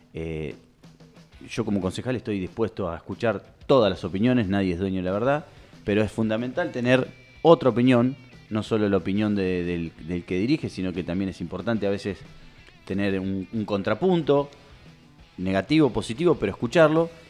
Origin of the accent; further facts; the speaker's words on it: Nueve de Julio, Buenos Aires Province, Argentina; yo soy de 9 de julio. Yo soy de 9 de julio. Y quiero lo mejor para mi ciudad